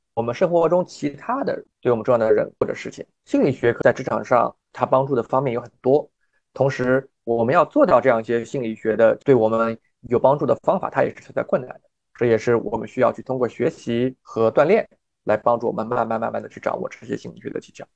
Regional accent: Shanghai, China; also born or lived in Michigan, United States / North Carolina, United States; now in New York, United States; 我自己呢是中国上海长大的

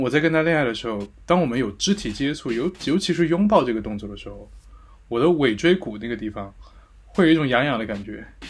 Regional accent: Sichuan, China; accent: Sichuanese; 我们四川话会说你溜缝

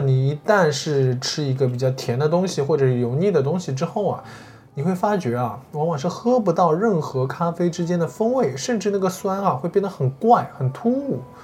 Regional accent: Shanghai, China; 我们中国人或者说上海人

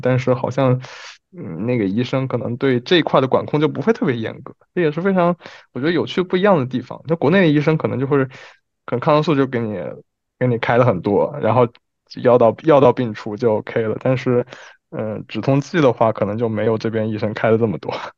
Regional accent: Wuhan, Hubei, China; moved away as an adult; also born or lived in Geneva / Paris / Milan; now in Beijing, China; 北京是我待的时间最长的，当然武汉是我家乡了，就是，呃，就除开我家乡之外，待的时间最长的城市

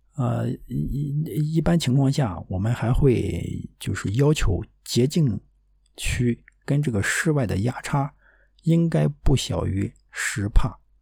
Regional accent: Dezhou, Shandong, China; moved away; 我们老家，啊，山东德州这么一个小城

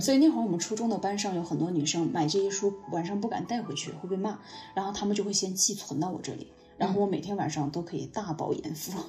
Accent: Guiyang, Guizhou, China; 用我们家乡贵娭的话说

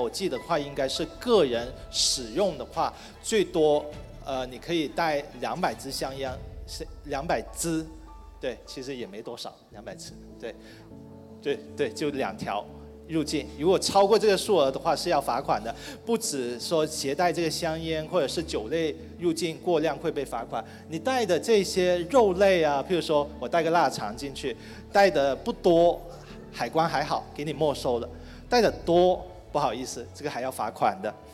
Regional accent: Guangdong, China; 其实跟我们南方中国的南方啊，不是我广东人的南方啊

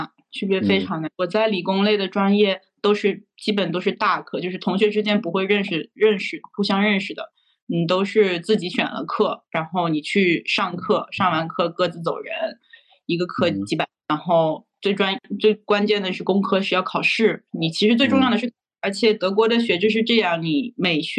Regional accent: China; now in Germany; 像我们中国人一般比较卷，就大家都都一一年半到两年半就能毕业

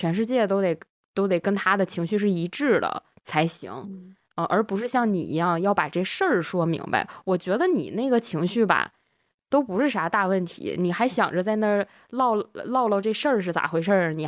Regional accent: Northeast China, China; accent: Northeastern; 如果觉得我东北口音这期突然变重的听友们，可以在这个时间节点的评论区扣一个一啊

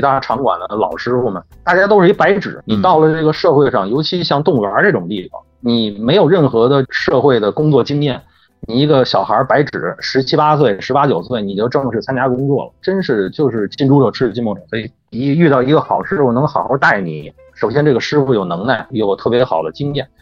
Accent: Beijing, China; also born or lived in Wuhan; 我是从什刹海边上涨起来的

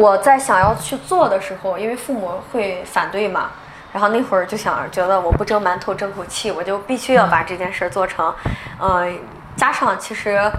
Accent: Qingdao, Shandong, China; 我是青岛人，然后我们家就是黄岛的，然后也在青岛上的大学，所以就毕业了以后也是比较喜欢自己的城市，就留在青岛了。

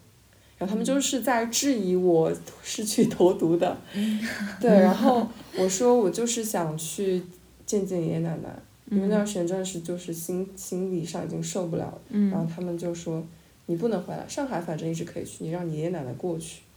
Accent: Jiangxi, China; also born or lived in Shanghai; 好像我是从江西来的，但是我也不太认同那个身份。我好像更认同东北人这个身份，但是我其实，但我其实也没有在东北过过很长时间，只是那个文化对我来说更有认同感。然后，但是我生活最长的也是上海。

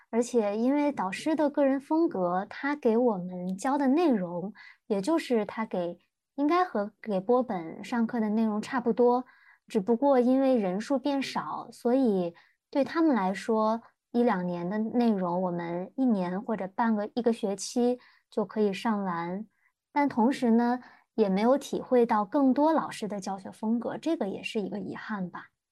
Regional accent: northern China, China; 我是北方人，其实按理说我们家就是什么节日，过什么，呃，各大节日都会吃饺子

